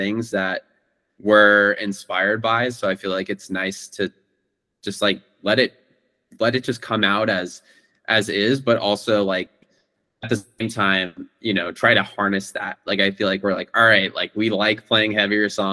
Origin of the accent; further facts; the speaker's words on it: Bay Area, California, United States; now in New York, United States; I'm from the Bay Area, and so before I moved to New York